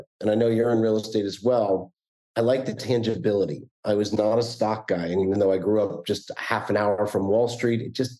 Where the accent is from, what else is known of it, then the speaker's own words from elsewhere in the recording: New Jersey, United States; moved away as an adult; also born or lived in Bakersfield, California; now in Florida, United States; I grew up in the Northeast in North Jersey